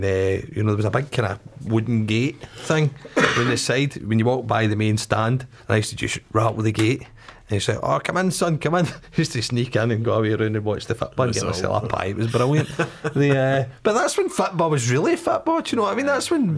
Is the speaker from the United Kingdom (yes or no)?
yes; Glasgow, Scotland, United Kingdom; I'm from Drumchapel, so the local team was Claybank.